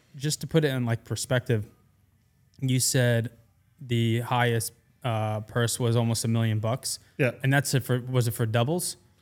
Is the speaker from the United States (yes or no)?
yes; New York, United States; moved away as an adult; I'm born and raised in New York. I moved here two years ago.